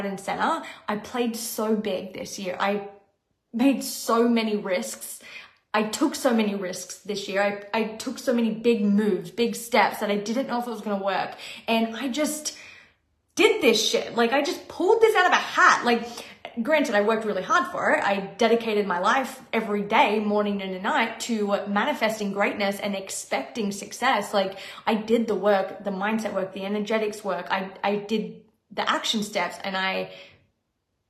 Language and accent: English; Australia; moved away as an adult; now in Los Angeles, United States; I was being flown to my home country to perform on tour on a dream job and get to see my family.